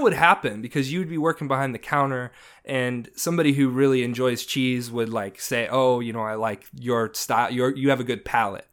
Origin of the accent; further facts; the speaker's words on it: Indiana, United States; moved away; I grew up in Indiana, so not New York